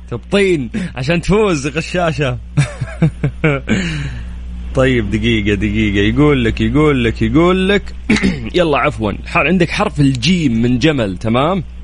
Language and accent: Arabic; Jeddah, Makkah Province, Saudi Arabia; عندنا في جدة